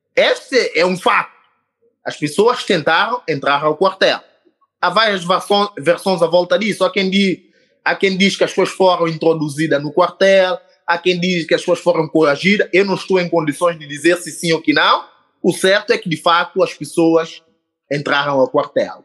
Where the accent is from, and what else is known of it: São Tomé & Príncipe